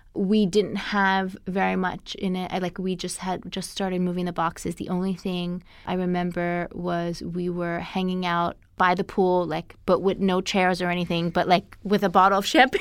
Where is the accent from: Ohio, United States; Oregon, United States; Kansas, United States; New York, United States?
New York, United States; I grew up in New York